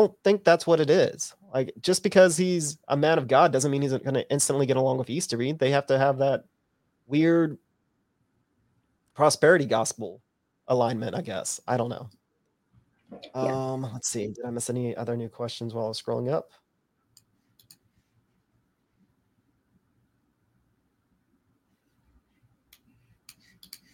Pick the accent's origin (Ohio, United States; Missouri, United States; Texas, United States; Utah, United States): Texas, United States; Lufkin; I'm from Lufkin